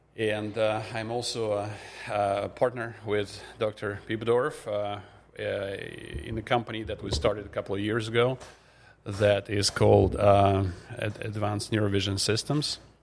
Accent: Russia; moved away as an adult; now in Grand Forks, United States; I'm originally from Russia. In fact, I came here as the first, um, exchange student out of the Soviet Union back in nineteen ninety-two

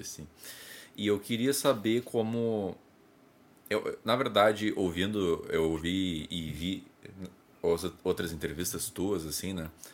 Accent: South Region, Brazil; sou do, do Sul.

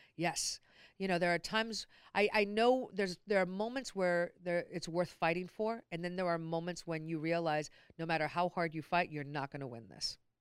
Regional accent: Long Beach, California, United States; born and raised in Long Beach.

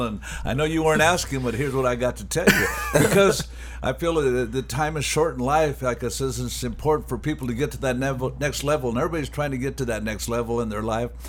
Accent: Anaheim, California, United States; I'm a guy born and raised in Animal Heim, California.

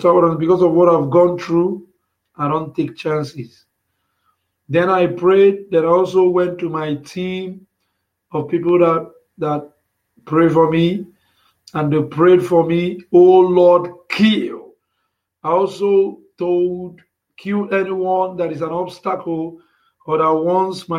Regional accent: Nigeria; I came out from Nigeria. I was born in Nigeria

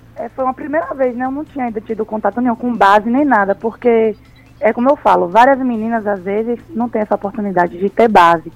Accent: Tucano, Bahia, Brazil; also born or lived in São Paulo; E minha mãe veio para Bahia, né? Que a gente é do interior, lá de Tucano. Aí a gente veio morar aqui

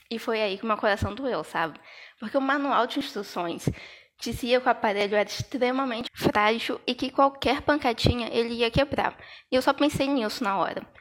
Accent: São João da Barra, Rio de Janeiro, Brazil; eu sou de São João da Parra, no interior do Rio de Janeiro.

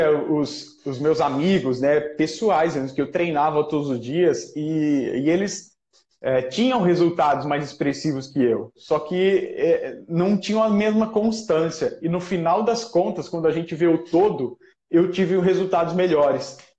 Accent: Jaú, São Paulo, Brazil; É o Bill, ele é de Jaú, foi a minha cidade natal.

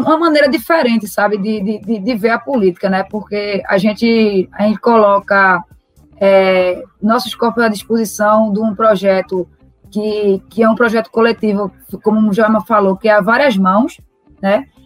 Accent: Recife, Pernambuco, Brazil; eu sou nascida e criada no Morro, é, no Morro da Conceição

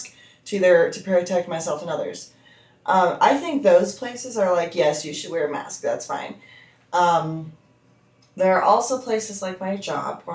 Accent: United States; as an American

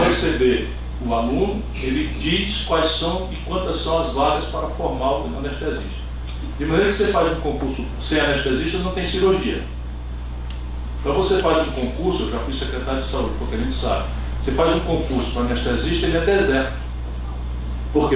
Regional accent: Sobral, Ceará, Brazil; na minha cidade, Sobral

